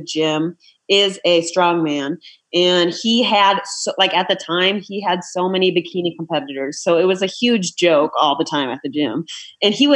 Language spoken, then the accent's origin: English; Iowa, United States; I'm from Iowa.